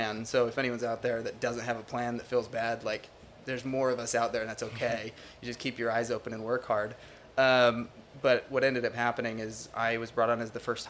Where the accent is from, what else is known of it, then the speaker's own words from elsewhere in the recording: Utah, United States; moved away as an adult; now in Orlando, United States; Utah, yep, born and raised in Utah